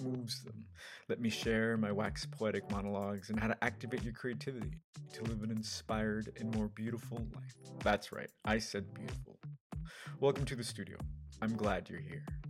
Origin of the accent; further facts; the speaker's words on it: United States; I'm Mexican American, but I have no roots in Mexico. All my family's here